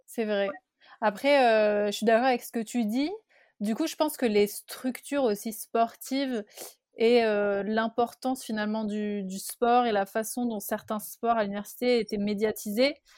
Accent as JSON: {"language": "French", "country": "France", "said": "comme nous on peut avoir en France"}